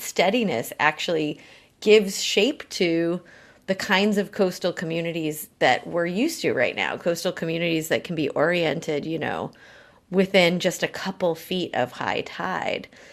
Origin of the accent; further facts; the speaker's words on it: New England, United States; moved away as an adult; also born or lived in Oregon / Vietnam / Colombia / New York City; I grew up in New England